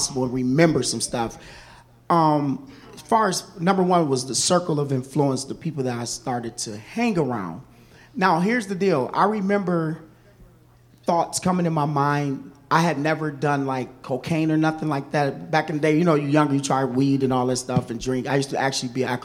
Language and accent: English; Kalamazoo, Michigan, United States; also born or lived in Chicago, Illinois; My family actually transitioned to Michigan, which I met Pastor Andrew. Kalamazoo, Michigan, so I was really raised in Kalamazoo